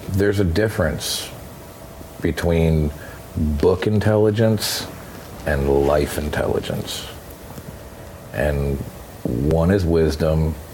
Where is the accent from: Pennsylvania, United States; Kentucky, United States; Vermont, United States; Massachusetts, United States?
Vermont, United States; Is I grew up from in Vermont.